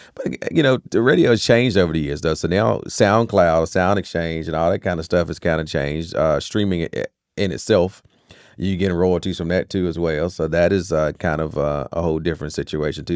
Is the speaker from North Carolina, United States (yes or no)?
yes; Rocky Mount, North Carolina, United States; also born or lived in Tarboro, North Carolina; that's actually where I was physically born at, but I'm always been a Rocky Mountain kid